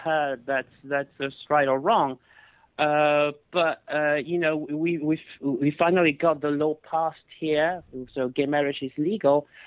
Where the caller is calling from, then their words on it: France; I'm calling from France